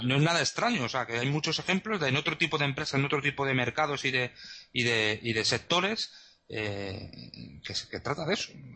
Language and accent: Spanish; Spain; moved away; ahora como no estoy en España, pues no soy ciudadano en este momento español